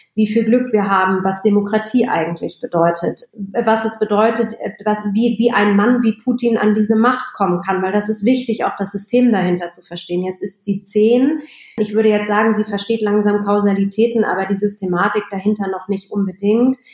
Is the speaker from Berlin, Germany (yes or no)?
yes; Berlin, Germany; Ich bin in Westberlin groß geworden